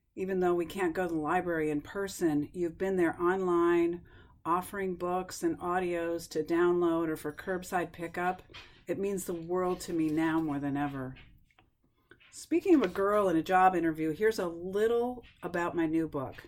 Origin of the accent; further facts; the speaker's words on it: upstate New York, United States; my childhood memories are tied up with my hometown library in upstate New York